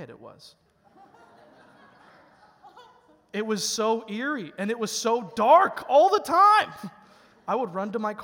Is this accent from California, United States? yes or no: no; Chicago, Illinois, United States; moved away as an adult; now in Mansfield, United States; I'm actually originally from a small town of Chicago, a suburb of Columbus